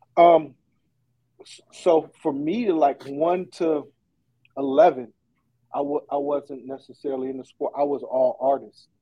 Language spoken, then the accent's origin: English; Oakland, California, United States; also born or lived in Fairfield, California; I grew up in in East Oakland. Uh, that's where I'm from.